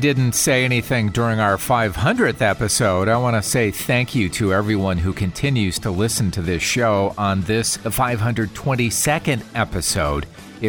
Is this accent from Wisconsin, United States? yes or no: yes; Wisconsin, United States; I am from the Midwest. I'm from just north of there in Wisconsin, and went down to Chicago many times